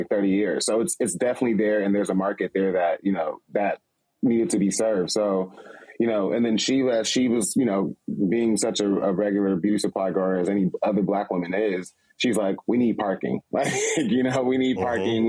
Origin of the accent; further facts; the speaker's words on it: Los Angeles, California, United States; I'm from Los Angeles